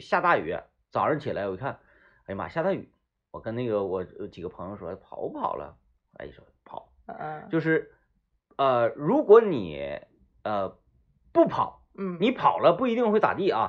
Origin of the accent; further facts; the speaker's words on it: Baishan, Jilin, China; moved away; 白山那个，那个沟儿里头，那边儿都叫沟儿